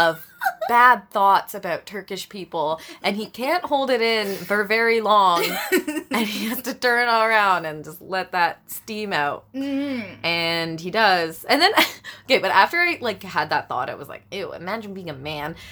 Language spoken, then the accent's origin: English; Brampton, Ontario, Canada; I was raised in Brampton